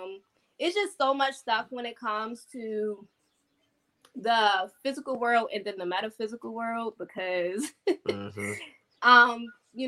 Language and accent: English; Landover, Maryland, United States; now in Georgia, United States; I'm from Landover, but I currently live in Georgia.